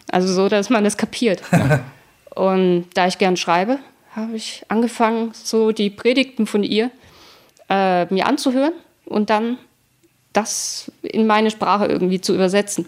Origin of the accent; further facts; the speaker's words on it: Dresden, Saxony, Germany; also born or lived in Leipzig / Mannheim; now in Berlin, Germany; ursprünglich komme ich aus Dresden